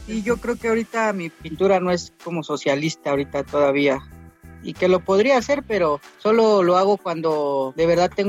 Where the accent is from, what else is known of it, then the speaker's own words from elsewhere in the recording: Mexico City, Mexico; al, al lugar de donde, de donde soy, de Valle Gómez.